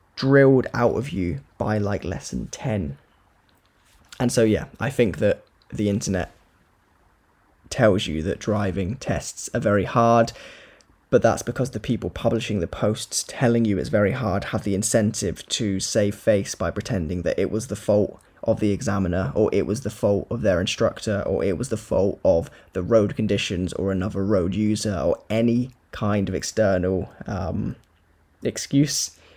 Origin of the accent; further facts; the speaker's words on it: Corby, East Midlands, United Kingdom; also born or lived in Wales; I'm from Corby, but work in Wales.